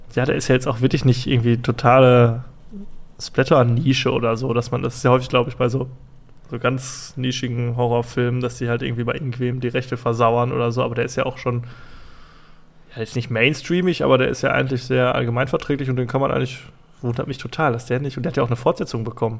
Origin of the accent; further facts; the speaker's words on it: Germany; ich bin ja Deutscher